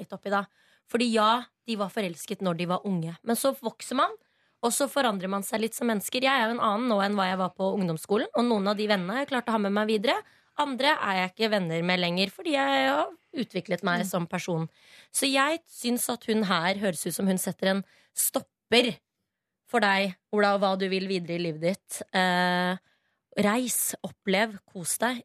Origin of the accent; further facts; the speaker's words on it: Oslo, Norway; Jeg er Oslo-jente, eller veldig østkanta. Jeg er fra Hauketo.